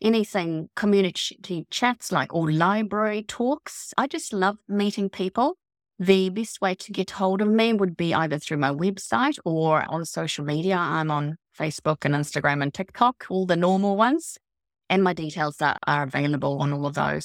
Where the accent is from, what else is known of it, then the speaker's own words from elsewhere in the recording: Gotland, Sweden; moved away as an adult; also born or lived in north of Auckland, New Zealand; now in Auckland, New Zealand; I was born in Gothland, which is an island in the Baltic Sea.